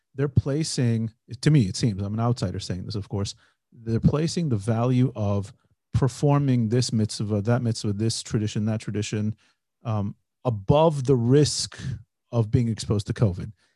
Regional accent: United States; born or raised there; now in Israel

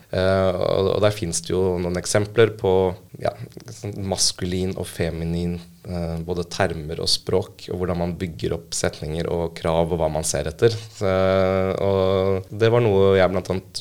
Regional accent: Oslo, Norway; Født og oppvokst i Oslo

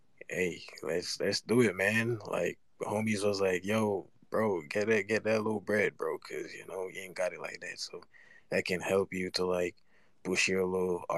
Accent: Jamaica; I'm from Jamaica, bro. I'm just a little trench kid

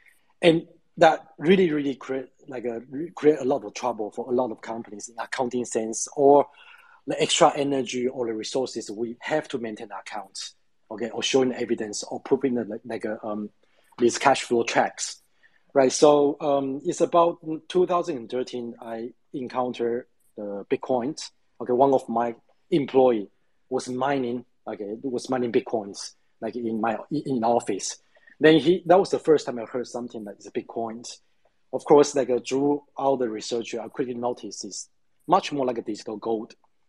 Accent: India; moved away as an adult; now in Taiwan; So actually I was growing up in India, so I'm a Taiwanese, but since 1995 I was in India, studying in India, graduated from India University, then back to Taiwan

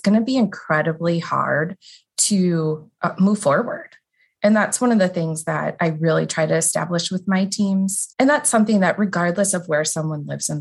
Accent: outside of the Milwaukee area, Southeast Wisconsin, United States; So I grew up in Wisconsin, Southeast Wisconsin, outside of the Milwaukee area in a smaller community.

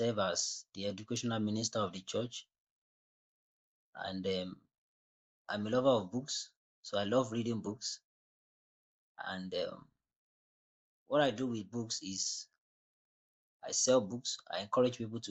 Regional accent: Nigeria; I'm from Nigeria, West Africa

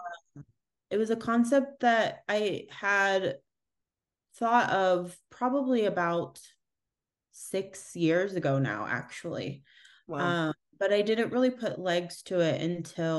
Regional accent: United States; I am American

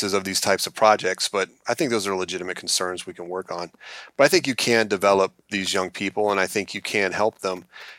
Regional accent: Alabama, United States; And I also remember them being shocked that I was from Alabama.

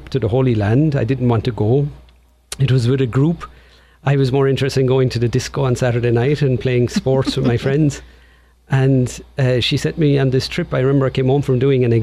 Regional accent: County Tipperary, Munster, Ireland; accent: Irish; moved away as an adult; now in Portland, United States; I was born in Tipperary, County Tipperary in Ireland, and I grew up there at home with my parents

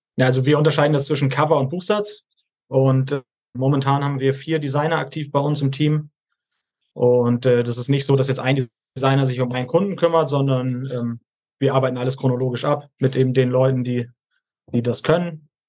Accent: Hamburg, Germany; moved away; 30 Jahre alt, komme ursprünglich aus Hamburg

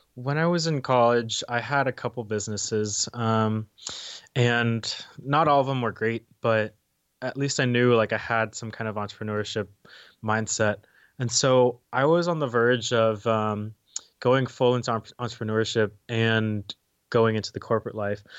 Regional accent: Dallas, Texas, United States; moved away as an adult; also born or lived in Arkansas; born and raised in Dallas, um, and then high school is also in Dallas.

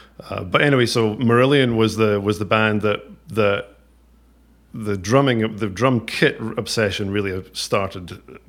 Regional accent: Ayr, Scotland, United Kingdom; I grew up in Ayr.

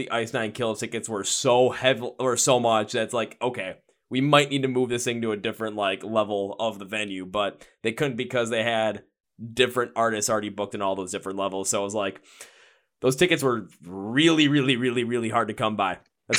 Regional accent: Midwest, United States; I'm from the Midwest

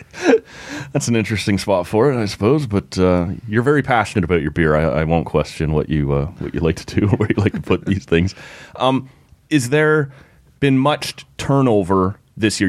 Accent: Oshawa, Ontario, Canada; moved away; I grew up in Oshawa

